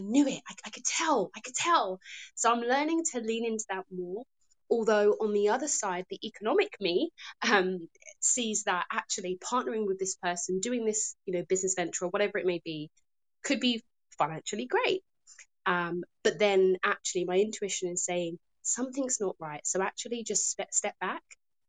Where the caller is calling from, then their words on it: London, United Kingdom; I'm tuned in from London, UK, and this is a great conversation.